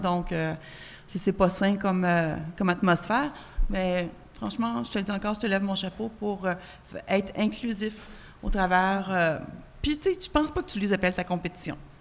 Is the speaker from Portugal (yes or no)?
no; Quebec, Canada; En tant que Québécoise